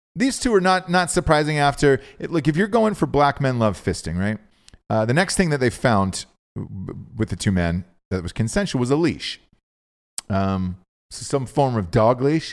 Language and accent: English; Georgia, United States; I'm from Georgia.